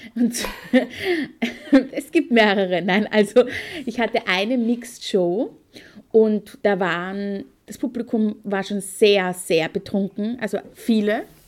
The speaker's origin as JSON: {"language": "German", "country": "Austria", "also_born_or_lived": "Perchtoldsdorf", "said": "ich bin aus Österreich"}